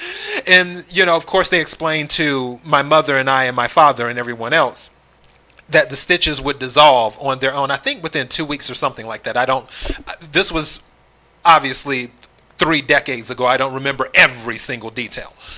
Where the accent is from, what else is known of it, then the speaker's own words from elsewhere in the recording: South Carolina, United States; moved away; I'm originally from the South, South Carolina to be exact.